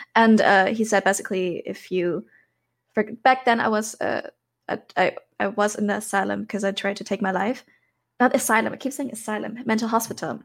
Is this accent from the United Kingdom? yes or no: no; Germany; also born or lived in Thailand; I grew up in Germany, born and raised here, m, lived for two years in Thailand, but now I'm back due to corona.